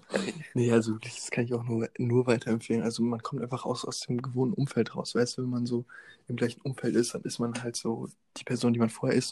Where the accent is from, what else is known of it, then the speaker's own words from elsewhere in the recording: Osnabrück, Lower Saxony, Germany; meinem Heimatort Osnabrück